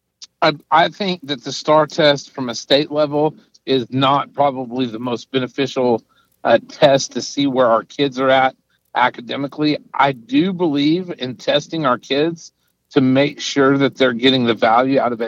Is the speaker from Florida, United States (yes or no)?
no; Midland, Texas, United States; I was raised and educated in Midland